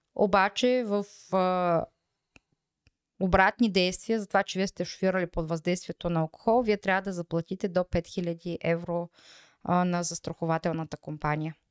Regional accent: Bulgaria

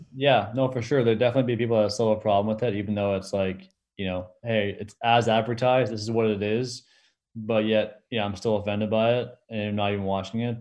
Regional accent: Canada

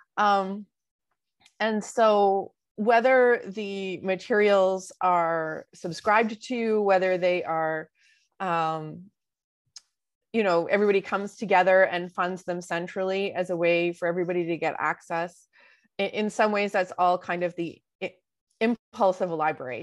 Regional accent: Vancouver, British Columbia, Canada; I was born in Vancouver.

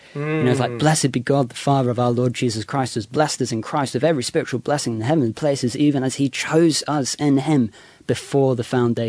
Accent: England, United Kingdom; Well, I'm English, so we say nut.

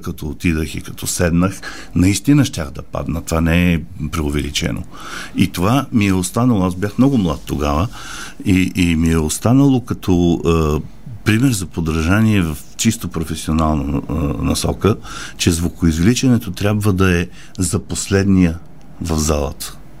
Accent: Bulgaria; moved away as an adult; also born or lived in Paris, France / Geneva, Switzerland; Аз съм си българин. Защо трябва да живея другаде и да правя кариера другаде и хората да ме познават другаде, като в собствената ми родина не ме познават

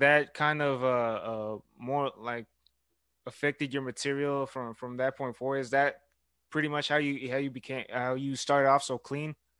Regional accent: Houston, Texas, United States; now in Brenham, United States; I go to Blinn College, but I grew up in Houston

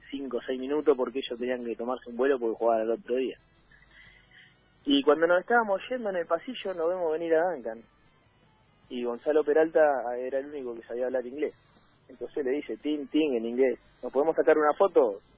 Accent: Trelew, Chubut, Argentina; moved away; yo soy de tres de Chubut

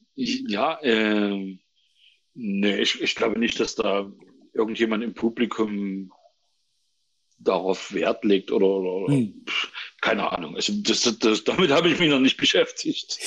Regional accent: Lunzenau, Saxony, Germany; moved away as an adult; also born or lived in Burgstädt; now in Dresden, Germany; ich bin äh, äh, in Burgstadt geboren, das ist äh, von Chemnitz Richtung Leipzig. Ja. Ähm, bin da aufgewachsen in Lunzenau in Rochlitz, äh, an der Zwickauer Mulde quasi

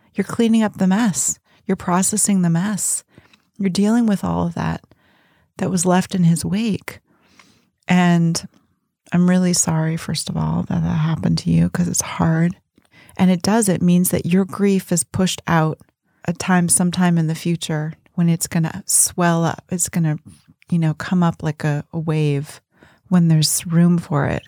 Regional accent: Berkeley, California, United States; I grew up in Berkeley

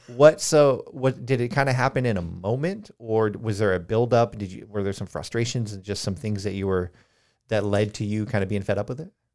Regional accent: Colorado, United States; now in Charleston, United States; I grew up in Colorado

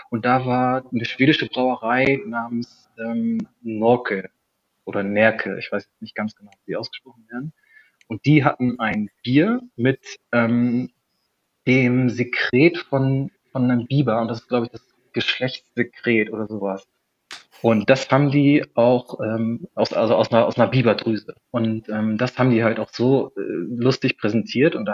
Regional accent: Germany; also ich komme aus der Nähe von, von Bremen und vom Dorf

